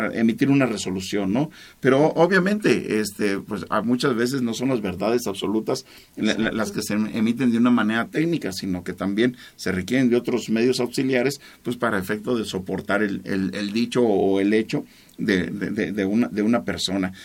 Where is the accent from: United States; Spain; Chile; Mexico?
Mexico; Salamanca, Guanajuato; Todos somos salmantinos, todos somos guanajuatenses, todos somos mexicanos